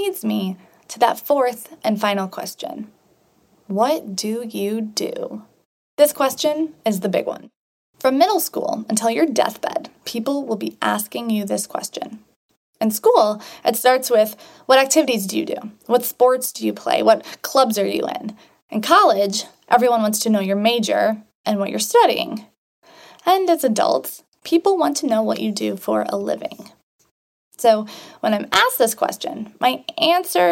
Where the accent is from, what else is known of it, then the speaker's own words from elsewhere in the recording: Sherrard, Illinois, United States; I grew up in a small farm town of Sherrard, Illinois.